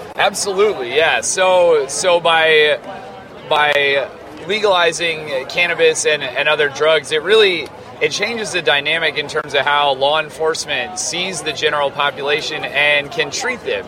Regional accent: Farmington, New Mexico, United States; I'm from Farmington, New Mexico

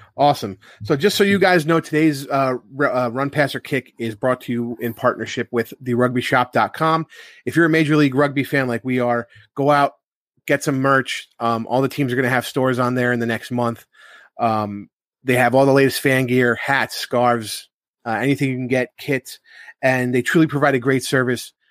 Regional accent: New York, United States; I'm from Nourishville, New York

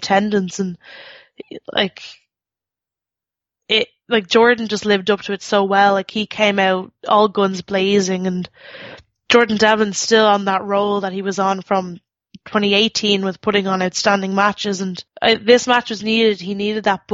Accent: Ireland; I'm Irish

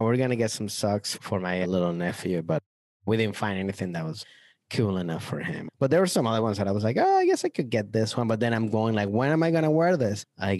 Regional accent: Venezuela; now in United States; When I grew up in Venezuela

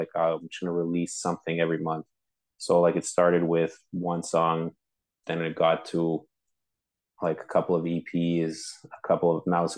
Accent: Montreal, Quebec, Canada; I'm from Montreal, born and raised

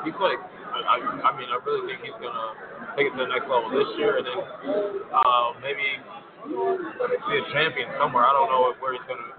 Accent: Harvey, Illinois, United States; born there; Yeah, I mean, you know, I was born in Harvey, so I mean, I'm used to it.

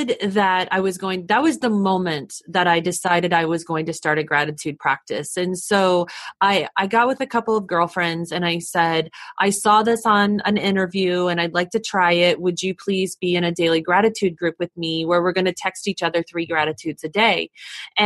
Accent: United States; I'm from the States, so I was in another country that was foreign to me

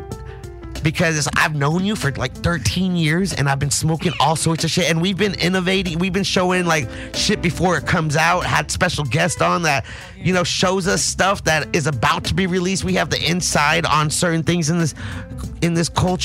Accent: the Valley, Southern California, United States; I'm from SoCal, the Valley

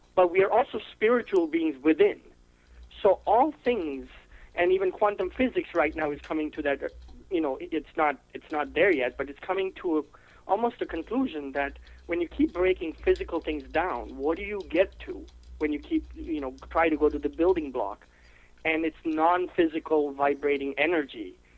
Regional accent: India; now in United States; I'm from India. Um, I am a U.S. citizen now, but I am originally from India.

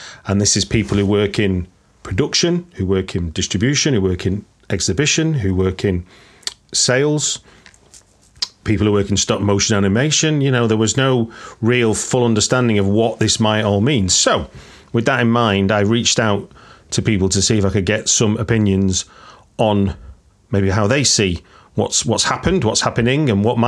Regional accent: Manchester, North West England, United Kingdom; a place that people who might recognise my accent is a place from where, it's from where I grew up.

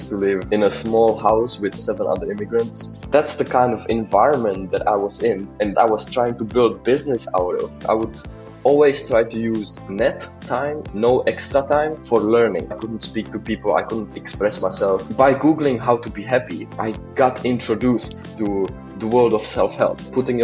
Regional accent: Czechia; moved away as an adult; also born or lived in Amsterdam, Netherlands; I'm from Czech Republic.

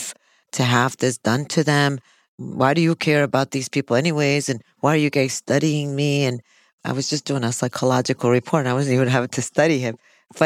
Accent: Chicago, Illinois, United States; I'm from Chicago, and whenever I used to work in Chicago

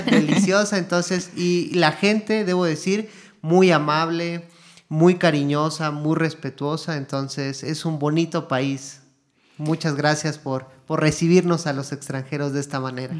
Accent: Mexico; moved away as an adult; now in Guatemala; yo soy mexicano de nacimiento, pero ya llevo aquí ocho años en, Guatemala

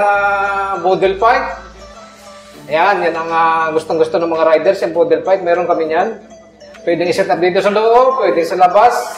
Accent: Quezon, Philippines; also born or lived in Saudi Arabia; ako taga Quezon

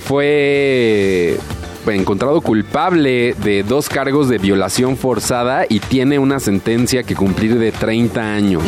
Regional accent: Mexico; uno como mexicano

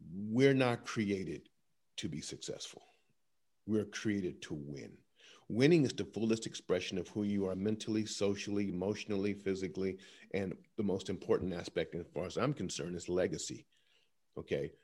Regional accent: Columbus, Ohio, United States; my hometown, Columbus, Ohio

